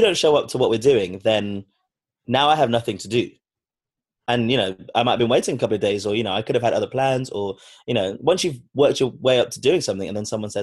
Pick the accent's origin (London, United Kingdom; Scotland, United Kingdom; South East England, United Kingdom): London, United Kingdom; I'm from London, born and raised here